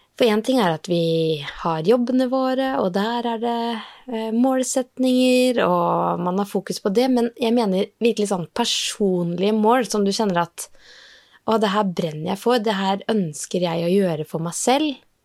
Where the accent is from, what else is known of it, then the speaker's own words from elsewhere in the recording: Norway; Kalakroken, der jeg vokste opp